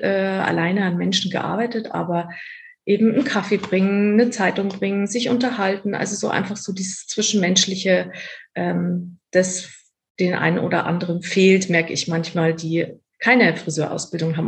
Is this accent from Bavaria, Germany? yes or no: yes; Erding, Bavaria, Germany; moved away as an adult; also born or lived in Cologne; bei mir in Erding und ähm, wo ich herkomme und auch immer noch wohne